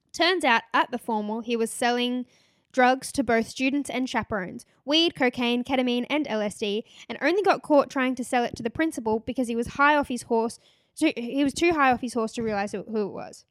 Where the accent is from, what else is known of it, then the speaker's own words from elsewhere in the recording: Gold Coast, Queensland, Australia; moved away; we're both from the Gold Coast